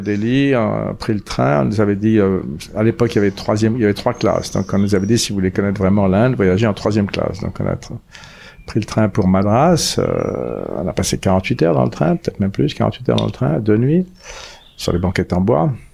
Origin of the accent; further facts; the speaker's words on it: Paris, Île-de-France, France; moved away as an adult; also born or lived in Zurich, Switzerland; now in Auroville, India; je suis parisien